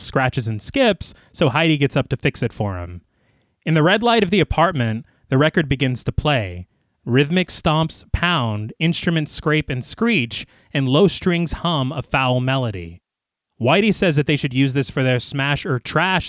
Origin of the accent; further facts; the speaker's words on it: Texas, United States; We're from Texas